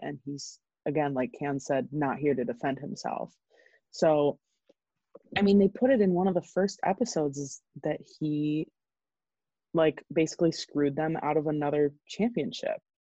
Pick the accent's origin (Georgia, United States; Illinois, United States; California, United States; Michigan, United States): Illinois, United States; Chicago; I'm from Chicago.